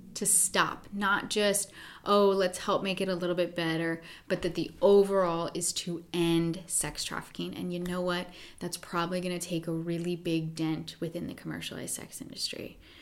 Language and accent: English; Pennsylvania, United States; also born or lived in New York City; now in California, United States; I grew up in Pennsylvania.